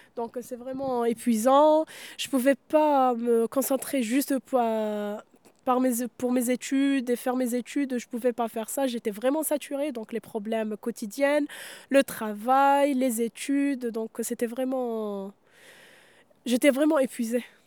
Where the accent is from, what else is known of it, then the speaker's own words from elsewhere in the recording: Mostaganem Province, Algeria; now in France; dans la région d'où je viens, à Mostaganem